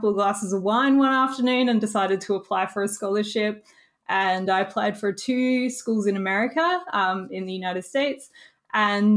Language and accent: English; Australia; it was my first time seeing snow as an Australian. We don't get a lot of it